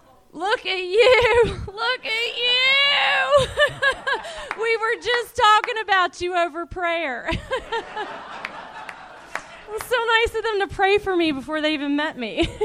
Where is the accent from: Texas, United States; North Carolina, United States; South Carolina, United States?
North Carolina, United States; Charlotte; I'm from North Carolina. Yeah, baby. Grits. It's my takeaway from the South.